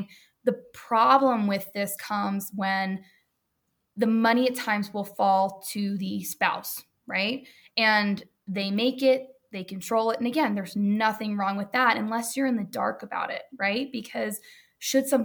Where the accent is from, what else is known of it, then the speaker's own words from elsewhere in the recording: the South, United States; moved away; also born or lived in New York; we're all from the South here